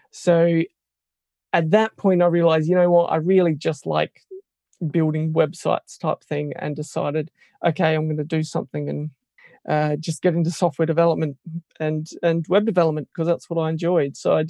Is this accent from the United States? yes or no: no; Australia; moved away as an adult; now in United Kingdom; Yeah, so I suppose location-wise, I come from Australia originally and have moved to the UK about 3 years ago.